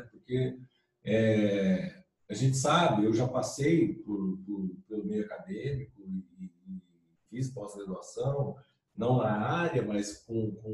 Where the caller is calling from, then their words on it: São Domingos do Norte, Espírito Santo, Brazil; Mas eu estou aqui no norte do Espírito Santo, na cidade de São Domingos do Norte, né? A sede da empresa é aqui.